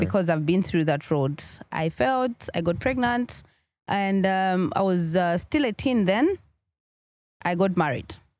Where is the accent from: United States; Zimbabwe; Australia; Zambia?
Zambia; Kafue, Lusaka Province; also born or lived in Chawama, Lusaka / Mkushi; growing up, I started, uh, school from Kafue